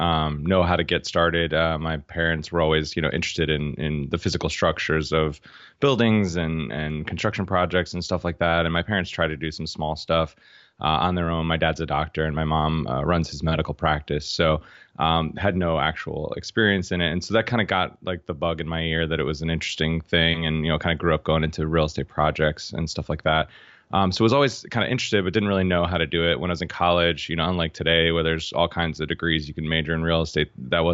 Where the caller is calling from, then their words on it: Boston, Massachusetts, United States; I'm in Boston today.